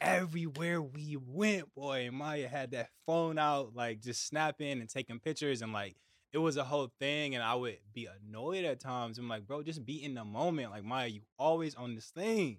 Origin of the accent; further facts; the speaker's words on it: United States; I'm from America